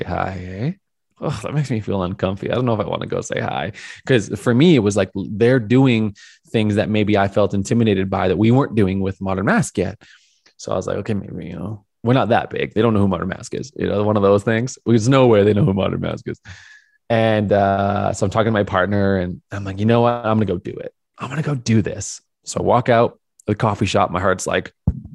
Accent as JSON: {"language": "English", "town": "Calgary", "region": "Alberta", "country": "Canada", "tie": "born or raised there", "moved": "yes", "said": "move back to my hometown of Calgary for a short term"}